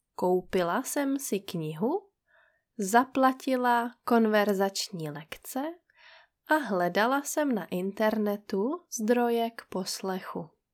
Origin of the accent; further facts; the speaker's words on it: Czechia; moved away as an adult; also born or lived in Brest, France; žili jenom tři Češky. Z nich jedna jsem byla já.